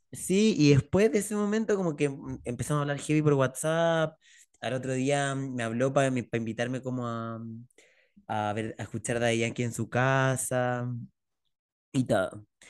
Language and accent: Spanish; Chile; yo soy un hombre chileno